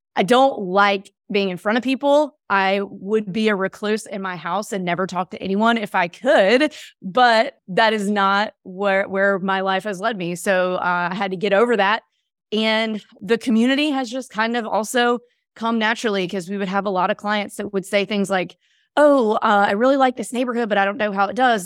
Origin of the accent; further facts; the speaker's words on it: Mississippi, United States; moved away; I grew up in Mississippi